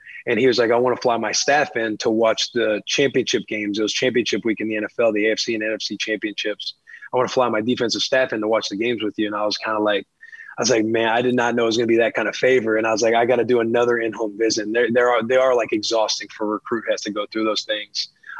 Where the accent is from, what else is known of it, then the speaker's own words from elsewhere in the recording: Bonne Terre, Missouri, United States; Small town. Yeah, small town. We had about 5,000 people. Our closest airport was an hour 20 away in St. Louis.